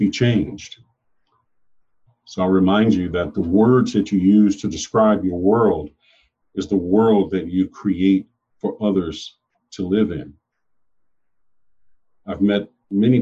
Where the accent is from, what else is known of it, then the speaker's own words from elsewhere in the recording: United States; I am an American, born of America, but descended from Africa.